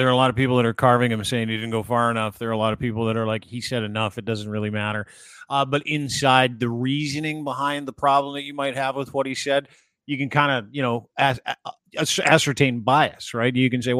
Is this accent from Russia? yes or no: no; Canada; That is the statement I'm looking for as a Canadian citizen